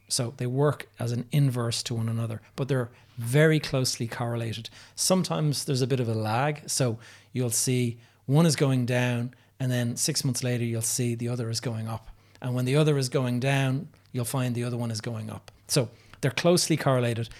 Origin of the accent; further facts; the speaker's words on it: Dublin, Leinster, Ireland; my hometown of Dublin